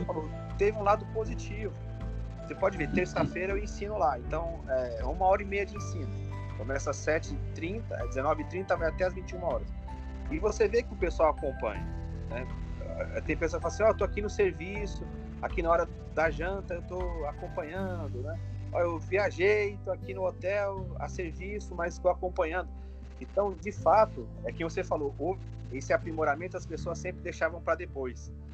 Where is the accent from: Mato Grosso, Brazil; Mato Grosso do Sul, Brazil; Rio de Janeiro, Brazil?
Rio de Janeiro, Brazil; Duque de Caxias; eu sou aqui do Rio de Janeiro, da região de Duque de Caxias, Baixada Fluminense.